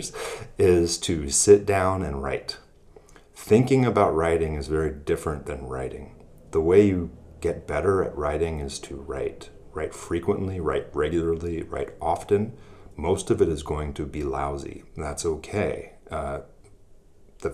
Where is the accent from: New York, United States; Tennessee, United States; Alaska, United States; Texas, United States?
Alaska, United States; moved away; also born or lived in Iowa; I continued my law practice back in my home state of Alaska